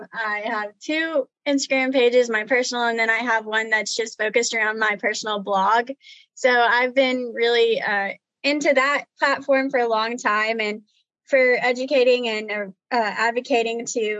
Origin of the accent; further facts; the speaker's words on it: Texas, United States; also born or lived in Oklahoma / New Mexico / Arkansas; So I grew up on ranches and feed yards throughout Texas, Oklahoma, New Mexico, and Arkansas.